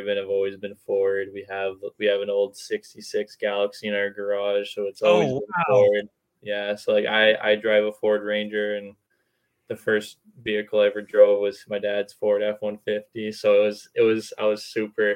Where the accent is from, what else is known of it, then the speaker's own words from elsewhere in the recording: Vancouver, British Columbia, Canada; I grew up here in Metro Vancouver, and my grandparents lived in Vancouver too